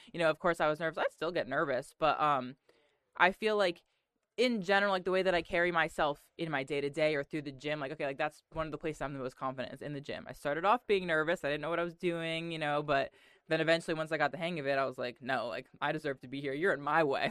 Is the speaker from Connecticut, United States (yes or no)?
yes; Connecticut, United States; moved away as an adult; also born or lived in Kentucky; I'm from Connecticut